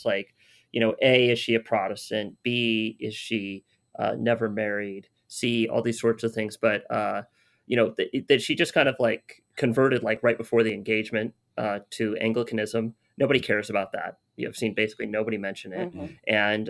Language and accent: English; United States; I'm an American